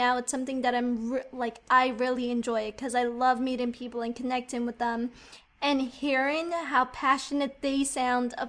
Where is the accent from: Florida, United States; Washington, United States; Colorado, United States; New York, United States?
New York, United States; I'm like from New York